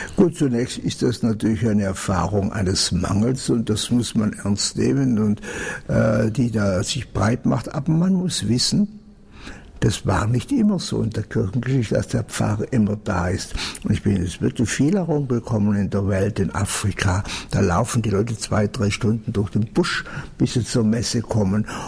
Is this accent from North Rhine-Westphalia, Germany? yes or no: no; Allgäu, Bavaria, Germany; Ich selber bin groß geworden im Allgäu